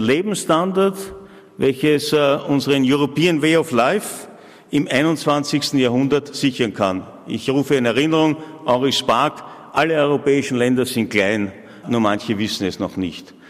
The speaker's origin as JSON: {"language": "German", "country": "Austria", "said": "als Österreicher und Österreicherinnen"}